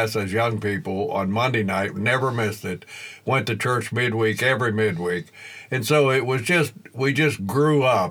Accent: western Pennsylvania, United States; moved away; also born or lived in Illinois; Well, I grew up in western Pennsylvania. I grew up on a farm.

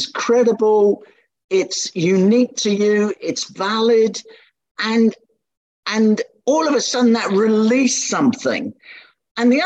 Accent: London, United Kingdom; I was born in the East End of London in Hackney

